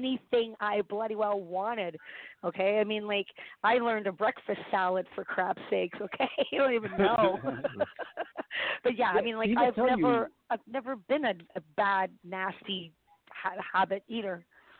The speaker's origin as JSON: {"language": "English", "country": "Ireland", "said": "You know? I'm Irish."}